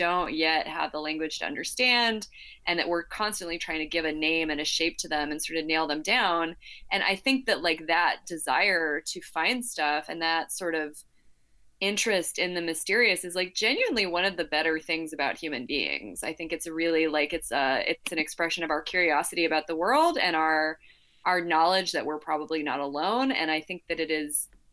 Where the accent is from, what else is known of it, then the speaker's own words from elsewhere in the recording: New Mexico, United States; I'm from New Mexico